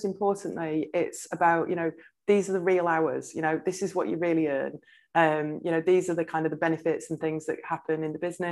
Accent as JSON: {"language": "English", "town": "Blackpool", "region": "North West England", "country": "United Kingdom", "tie": "born or raised there", "said": "I grew up in Blackpool"}